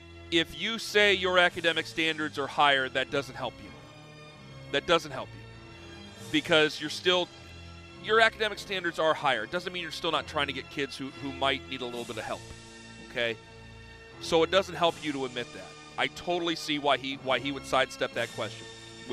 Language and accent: English; Canton, Ohio, United States; Where are you from … ? Canton, Ohio.